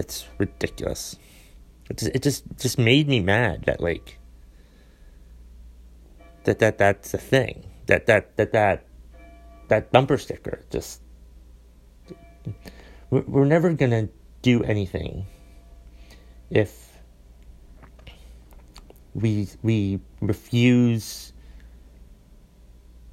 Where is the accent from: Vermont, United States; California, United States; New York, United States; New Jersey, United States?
Vermont, United States; I'm a comedian from Vermont